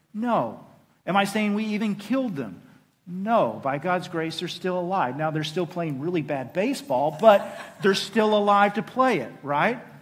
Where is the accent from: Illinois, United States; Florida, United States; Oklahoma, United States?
Oklahoma, United States; And I am a proud boy of the South. I am from Oklahoma